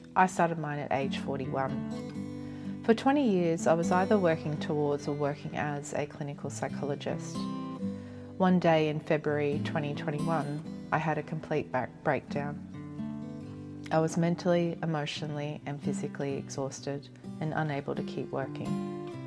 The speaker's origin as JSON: {"language": "English", "town": "Cairns", "region": "Queensland", "country": "Australia", "tie": "born or raised there", "also_born_or_lived": "Brisbane", "moved": "as an adult", "said": "I completed my undergraduate training via distance in my hometown of Cairns, and then I moved to Brisbane"}